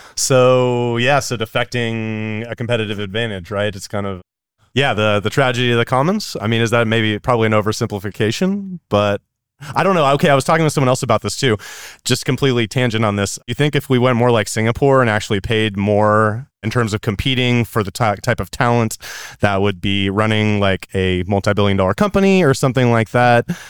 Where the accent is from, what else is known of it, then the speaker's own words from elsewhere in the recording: California, United States; I'm from California